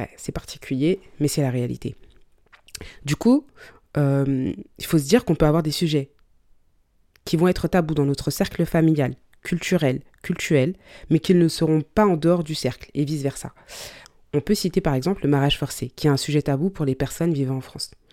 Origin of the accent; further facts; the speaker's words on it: Mali; je suis malienne